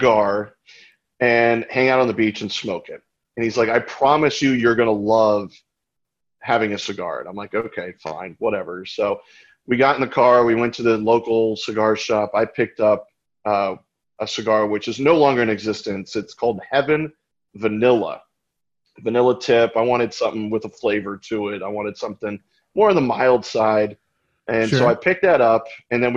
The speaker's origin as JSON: {"language": "English", "town": "Winter Springs", "region": "Florida", "country": "United States", "tie": "born or raised there", "said": "I grew up in Orlando, Florida, in a little town called Winter Springs."}